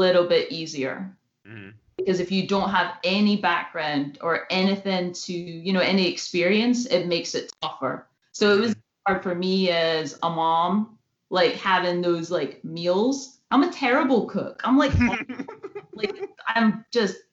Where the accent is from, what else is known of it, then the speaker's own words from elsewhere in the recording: Scotland, United Kingdom; moved away; I'm from Scotland